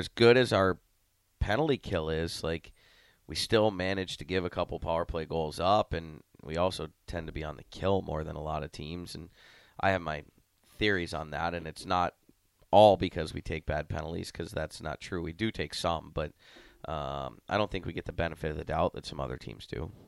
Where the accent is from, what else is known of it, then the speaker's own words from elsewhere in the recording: Ohio, United States; accent: Canadian; moved away as an adult; also born or lived in Amarillo, Texas; now in Lincoln, United States; I'm from Ohio